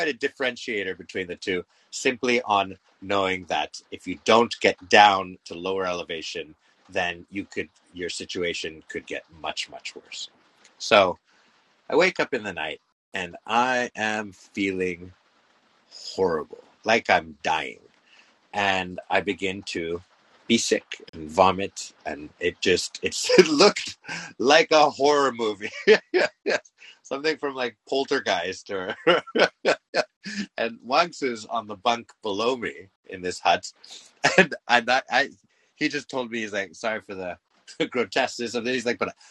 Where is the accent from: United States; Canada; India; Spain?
Canada; I'm Canadian